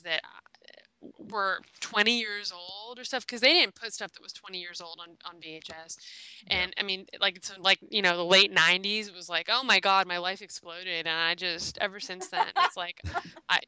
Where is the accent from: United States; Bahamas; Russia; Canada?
United States; Los Angeles, California; as a little girl growing up in Los Angeles